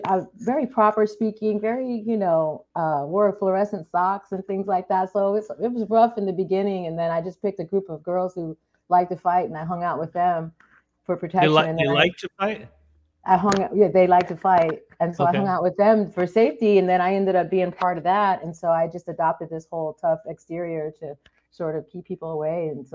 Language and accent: English; Anchorage, Alaska, United States; born there; I was born in Anchorage, Alaska.